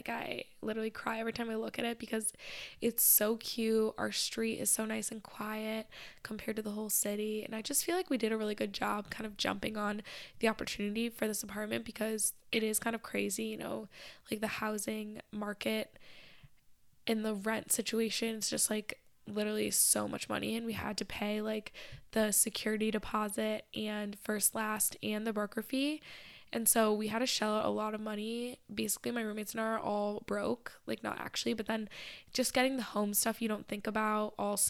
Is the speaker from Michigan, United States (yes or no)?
yes; Michigan, United States; now in Boston, United States; because obviously I grew up like outside of Detroit, but I wasn't in the center city for most of my childhood